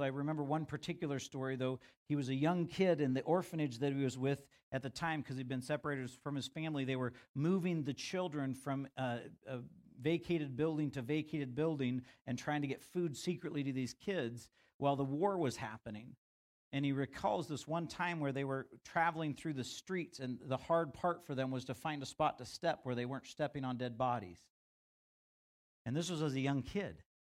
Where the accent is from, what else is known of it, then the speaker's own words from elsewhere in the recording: United States; as an American young rebellious man